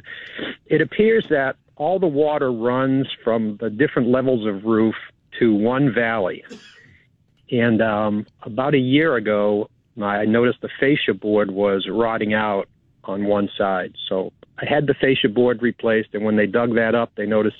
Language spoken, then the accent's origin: English; New Braunfels, Texas, United States; I'm from New Braunfels.